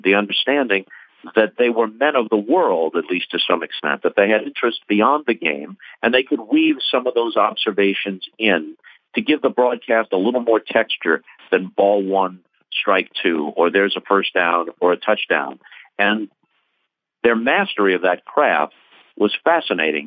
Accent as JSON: {"language": "English", "region": "New York", "country": "United States", "tie": "born or raised there", "said": "I grew up in New York in the late 50s and in the 60s"}